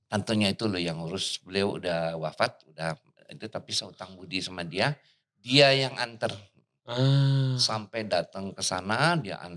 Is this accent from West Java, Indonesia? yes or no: yes; Bandung, West Java, Indonesia; Jadi waktu kecil saya asli orang Bandung, hmm. jadi bukan orang Jakarta, orang Bandung.